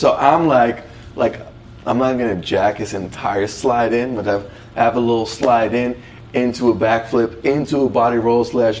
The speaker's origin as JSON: {"language": "English", "region": "North Holland", "country": "Netherlands", "tie": "born or raised there", "moved": "as an adult", "lives_now": "United States", "said": "I'm from North Holland and Amsterdam is in North Holland."}